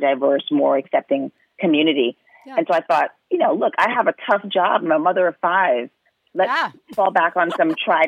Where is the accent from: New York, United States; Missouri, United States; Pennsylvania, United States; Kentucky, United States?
New York, United States; New York City; I grew up in New York, in Manhattan, you know, in the 70s, 80s, and 90s